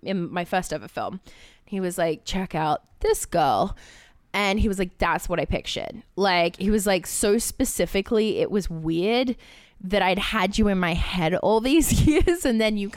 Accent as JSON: {"language": "English", "country": "Australia", "said": "I'm Australian, which means I can do an American accent, but I can't do Jersey"}